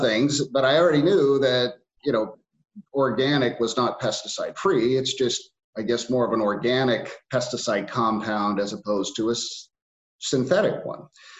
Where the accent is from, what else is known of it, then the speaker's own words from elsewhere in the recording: Bakersfield, California, United States; my family comes from the Central Valley of California. So I was born and raised in Bakersfield. And our farm is in Arvin, California.